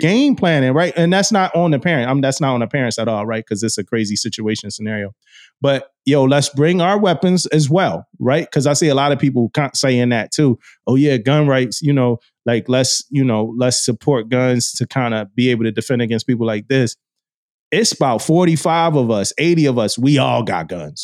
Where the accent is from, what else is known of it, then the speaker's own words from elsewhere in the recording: Philadelphia, Pennsylvania, United States; growing up in Philly, going to school in that, uh, community.